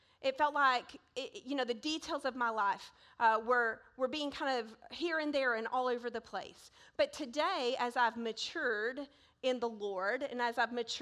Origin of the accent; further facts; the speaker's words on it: Searcy, Arkansas, United States; I was born in 1976 in Searcy, Arkansas, and I was placed up for adoption